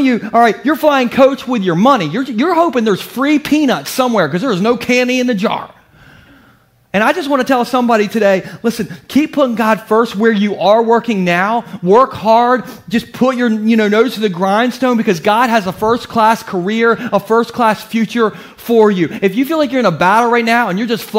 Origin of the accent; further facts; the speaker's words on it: Gumboro, Delaware, United States; I'm from Gumboro